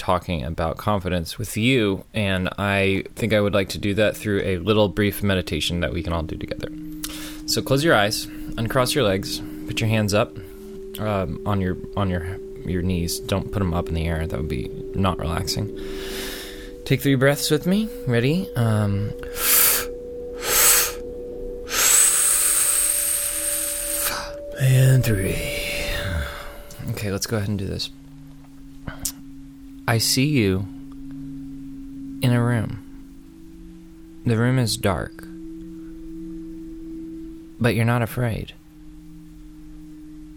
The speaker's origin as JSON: {"language": "English", "town": "Austin", "region": "Texas", "country": "United States", "tie": "born or raised there", "also_born_or_lived": "New York City", "moved": "as an adult", "said": "my hometown of Austin, Texas"}